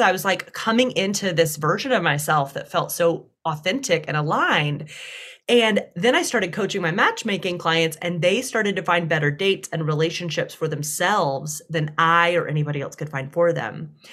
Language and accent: English; Deep South, United States; accent: Southern; growing up in the Deep South